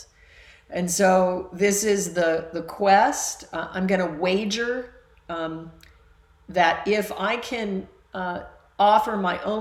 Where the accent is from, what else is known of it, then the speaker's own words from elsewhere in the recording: Alaska, United States; I was raised in Alaska